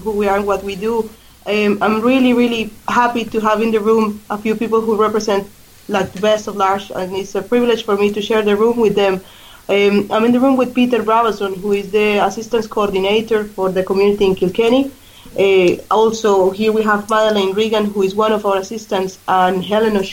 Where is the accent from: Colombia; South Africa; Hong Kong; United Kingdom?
Colombia; born or raised there; English is a second language; moved away as an adult; also born or lived in Australia; now in Ireland